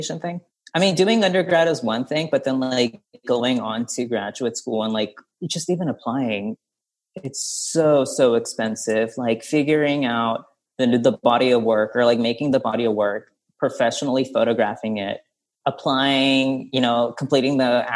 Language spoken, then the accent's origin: English; Stockton, California, United States; my upbringing growing up in Stockton, California